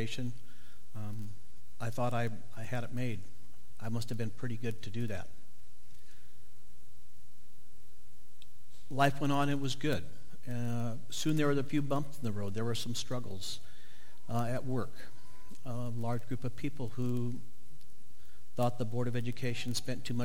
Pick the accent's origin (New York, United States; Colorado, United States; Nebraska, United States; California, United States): Nebraska, United States; Northeast; I grew up in Northeast Nebraska on a farm